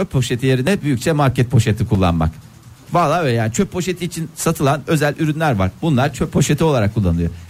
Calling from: Istanbul, Turkey; ben İstanbul'dan.

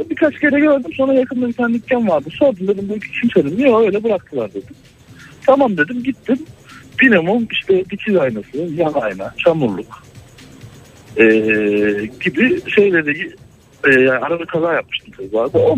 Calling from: Ankara, Turkey; ben Ankara'dan.

